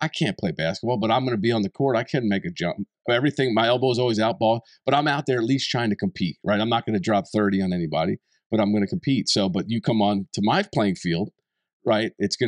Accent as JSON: {"language": "English", "region": "East Coast", "country": "United States", "tie": "born or raised there", "said": "Where I grew up in the East Coast, so we had different seasons."}